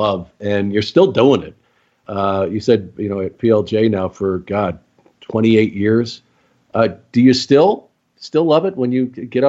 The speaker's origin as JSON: {"language": "English", "town": "Phoenix", "region": "Arizona", "country": "United States", "said": "I was from Phoenix forever."}